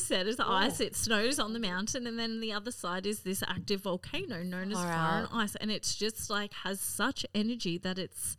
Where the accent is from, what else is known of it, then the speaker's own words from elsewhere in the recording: Gladstone, Queensland, Australia; now in Cairns, Australia; I'm from Gladstone originally, even though I live in Cairns. But is that because my family's Austrian and English?